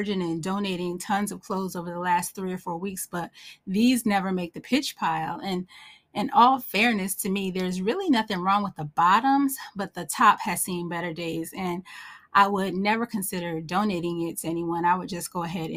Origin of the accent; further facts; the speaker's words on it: Northeast, United States; I'm from the Northeast, so I love snow